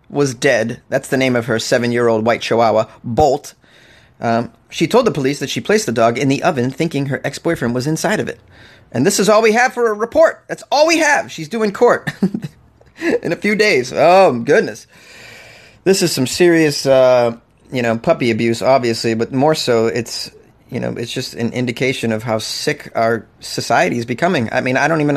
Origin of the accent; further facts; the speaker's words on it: New England, United States; I'm from New England, man, and we do traditional lobster